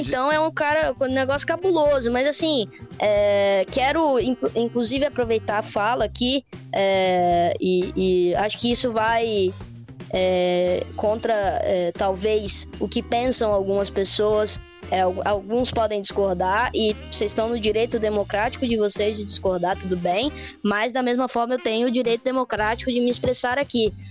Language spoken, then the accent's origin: Portuguese; Espírito Santo, Brazil; eu sou do Espírito Santo